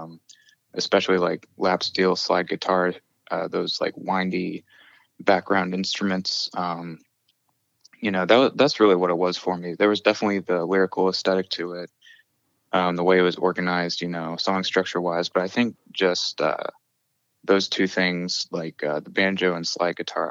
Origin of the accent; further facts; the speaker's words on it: King George County, Virginia, United States; now in Monterey, United States; I grew up in Virginia and specifically King George County